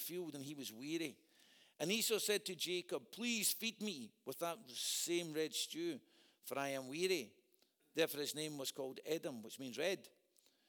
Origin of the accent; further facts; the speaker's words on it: Scotland, United Kingdom; predominantly I'm a Scot